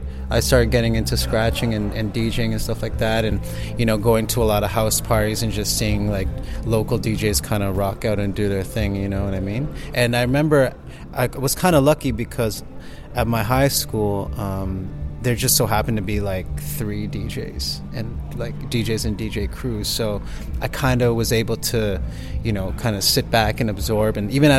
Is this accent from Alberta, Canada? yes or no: no; Mississauga, Ontario, Canada; Yeah, Mississauga.